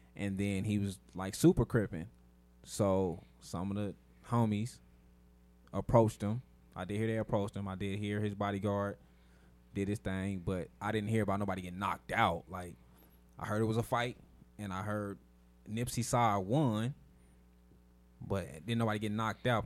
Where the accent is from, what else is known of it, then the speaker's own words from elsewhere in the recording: West Coast, United States; growing up on the West Coast